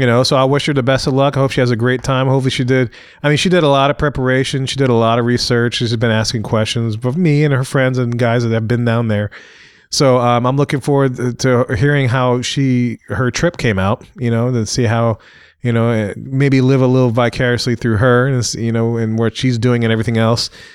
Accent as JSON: {"language": "English", "region": "Louisiana", "country": "United States", "said": "I'm from Louisiana"}